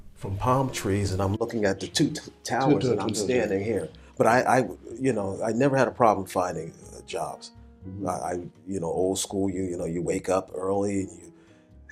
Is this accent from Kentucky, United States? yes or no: no; New Jersey, United States; moved away as an adult; also born or lived in Los Angeles / Japan; now in Tokyo, Japan; And I moved back to home from Los Angeles. Back to New Jersey. New Jersey